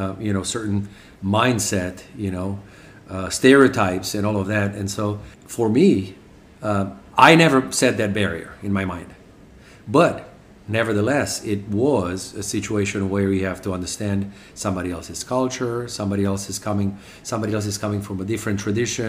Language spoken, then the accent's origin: English; Romania; English is a second language; moved away as an adult; now in United States; I just turned 18. My father had left 3.5 years before I had made it out of Romania